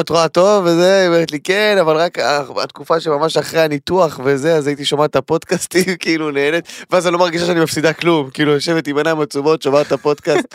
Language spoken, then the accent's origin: Hebrew; Tel Aviv, Tel Aviv District, Israel; אני תל אביבי מטונף